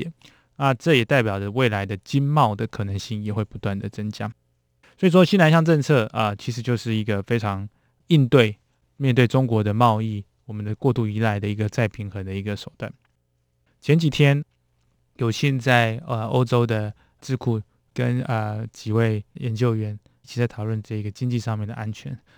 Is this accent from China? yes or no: no; Taiwan; 当然是给我们台湾人民非常亲切的感觉。